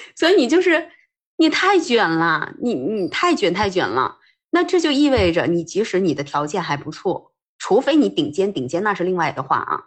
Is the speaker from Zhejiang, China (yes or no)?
no; Minnan region, Fujian, China; 我们这种，就是出生在闽南地区